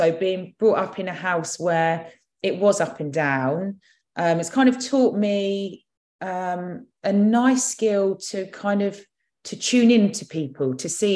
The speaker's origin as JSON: {"language": "English", "area": "Surrey", "region": "South East England", "country": "United Kingdom", "tie": "born or raised there", "also_born_or_lived": "London", "said": "I was in reception in Roehampton and then came back here when I was six. I felt that, so we came back to Surrey in a little village."}